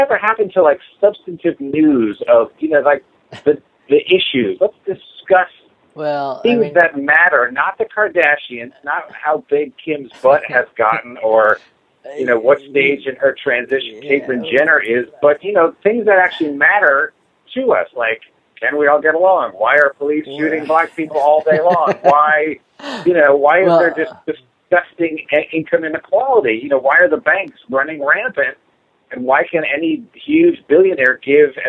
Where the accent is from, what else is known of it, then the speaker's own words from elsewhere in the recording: New York, United States; I grew up in New York